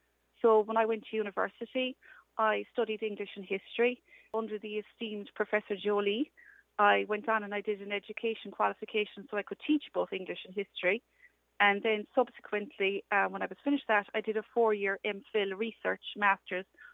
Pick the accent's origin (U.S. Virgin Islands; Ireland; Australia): Ireland; Dunmanway, Munster; I am from Dunmanway in West Cork